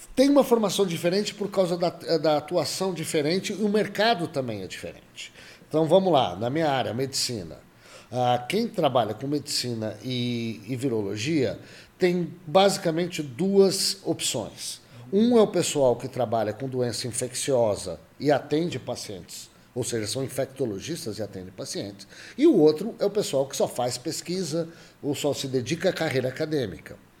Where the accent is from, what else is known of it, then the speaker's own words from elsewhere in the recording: Jabuticabal, São Paulo, Brazil; moved away as an adult; also born or lived in Belo Horizonte, Brazil / United States; eu nasci em Jabuticabal há muitos anos atrás